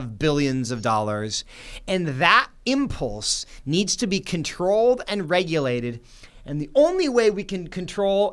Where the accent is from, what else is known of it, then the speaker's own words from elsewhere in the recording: Seattle, Washington, United States; My hometown is Seattle